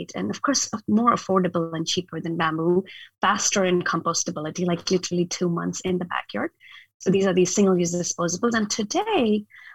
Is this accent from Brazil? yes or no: no; northern India, India; moved away as an adult; also born or lived in Ohio, United States; now in Portland, United States; I actually was born in, and I grew up in India, in the very north part of India